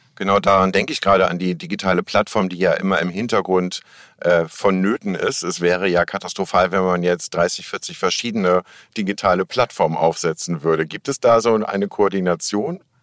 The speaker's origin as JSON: {"language": "German", "region": "Hamburg", "country": "Germany", "said": "als Hamburger"}